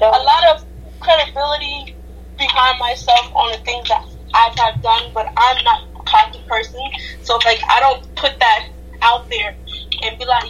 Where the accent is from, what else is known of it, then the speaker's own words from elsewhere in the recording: Jamaica; I am Jamaican, and my mom is South African.